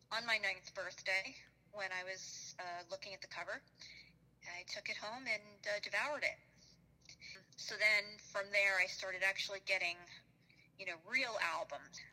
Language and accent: English; New York, United States; growing up in New York